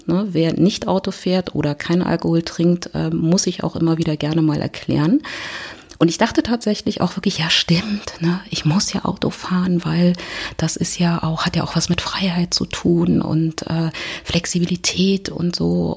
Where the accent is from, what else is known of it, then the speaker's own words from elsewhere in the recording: Berlin, Germany; ich komme aus Berlin